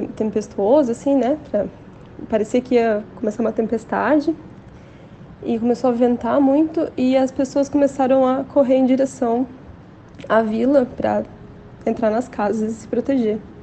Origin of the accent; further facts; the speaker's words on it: Joinville, Santa Catarina, Brazil; also born or lived in Florianópolis; Eu sou daqui de Joinville